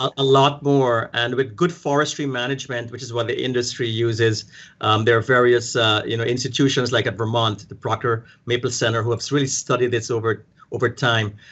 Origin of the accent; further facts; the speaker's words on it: Guyana; moved away; I'm from South America, from the British colony, uh, British Guyana